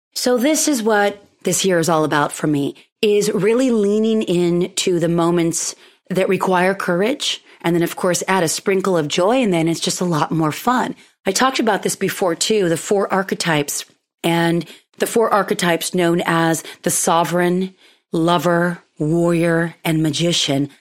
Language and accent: English; Pismo Beach, California, United States; where I grew up in the Central Coast, uh, Pismo Beach specifically